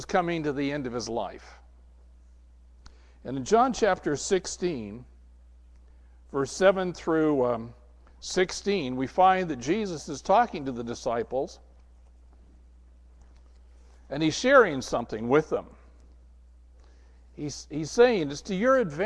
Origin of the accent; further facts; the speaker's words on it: Southern California, United States; I grew up in Southern California